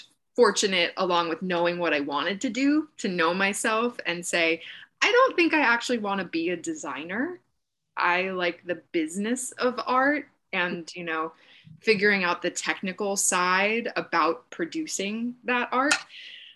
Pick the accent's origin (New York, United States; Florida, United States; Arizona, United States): New York, United States; Oyster Bay; also born or lived in Syracuse; now in New York City, United States; I grew up just outside of New York City on Long Island in a small town called Oyster Bay.